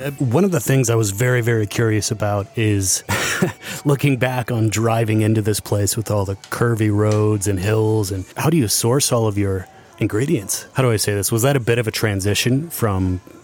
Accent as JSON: {"language": "English", "region": "Iowa", "country": "United States", "said": "I'm from Iowa"}